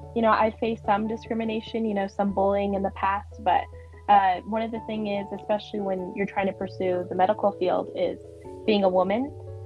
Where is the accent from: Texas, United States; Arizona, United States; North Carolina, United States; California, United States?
California, United States; Ventura; I am from Ventura, California. I've lived here all my life. I actually live 8 minutes away from the school, FTHS